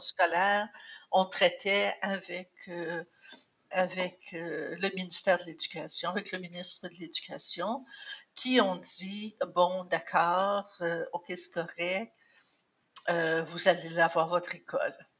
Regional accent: Cornwall, Ontario, Canada; also born or lived in St. Andrews, Ontario; j'ai fait mon secondaire euh, à Cornwall. Avant ça, j'avais fait euh, l'école primaire dans une école française à, à l'extérieur de Cornwall, entre Cornwall et St. Andrews où j'habitais.

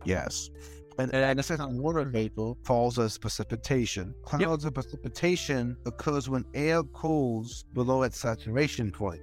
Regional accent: Florida, United States; I am from Florida

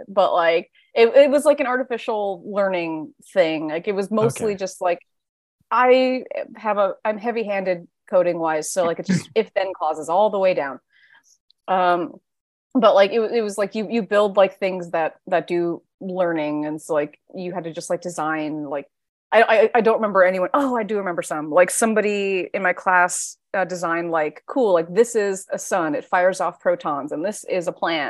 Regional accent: New York, United States; New York Comic-Con is my hometown con.

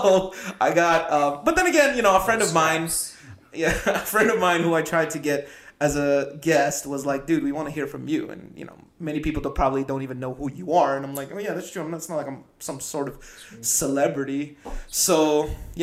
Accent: Philippines; I was born in the Philippines.

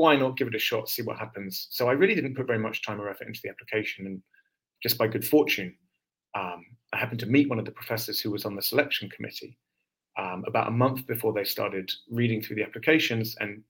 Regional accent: London, United Kingdom; now in San Diego, United States; You can probably hear from my accent, I'm not a Californian natively. I came here from London, England, and I won't be here much longer.

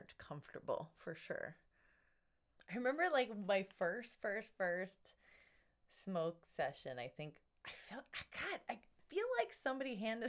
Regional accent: Hawaii, United States; moved away; I grew up in Hawaii

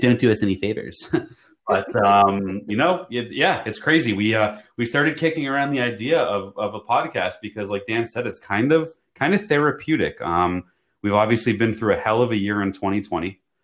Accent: Toronto, Ontario, Canada; now in United States; I'm from Toronto, Canada originally.

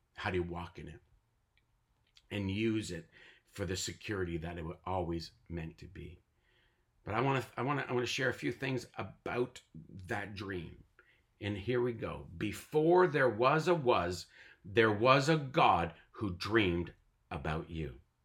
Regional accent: Tyendinaga Mohawk Territory, Ontario, Canada; I was born and raised on the Tallinga Mohawk territory, and I am a native North American Mohawk

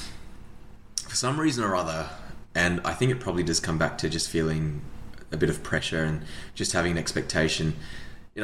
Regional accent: Australia; also born or lived in New Zealand; my parents moved to New Zealand, which is where my brother and I were born, and then we moved to Australia not long afterwards

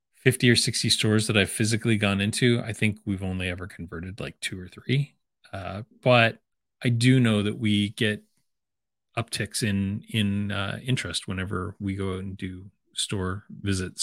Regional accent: London, Ontario, Canada; my hometown of London, Ontario

